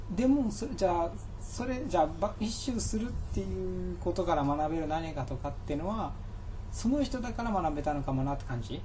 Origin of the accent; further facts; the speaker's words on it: Japan; 日本で生まれて